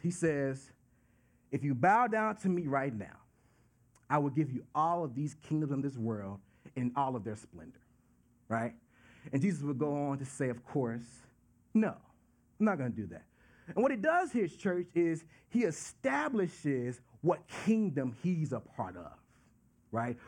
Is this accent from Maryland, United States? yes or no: no; Dallas, Texas, United States; moved away; I'm from Dallas, Texas